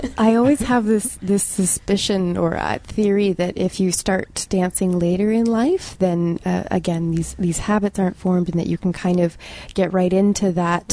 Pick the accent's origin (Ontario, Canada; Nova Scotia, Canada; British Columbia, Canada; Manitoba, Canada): Ontario, Canada; Ottawa; I'm from Ottawa.